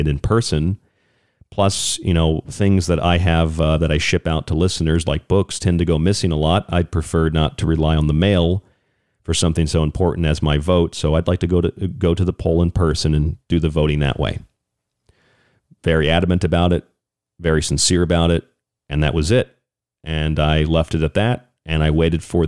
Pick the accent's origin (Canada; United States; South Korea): United States; I'm an American.